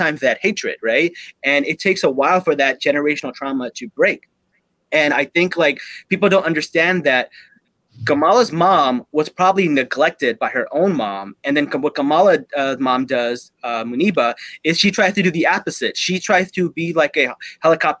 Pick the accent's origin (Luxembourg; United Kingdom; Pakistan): Pakistan; as a Pakistani